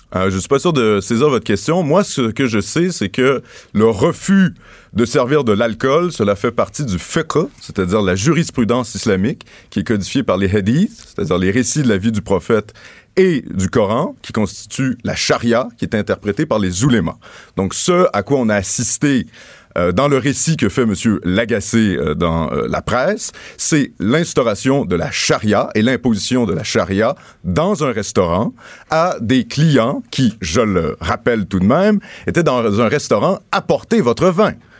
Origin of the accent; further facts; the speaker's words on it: Quebec, Canada; nous avons le pouvoir, en tant que Québécois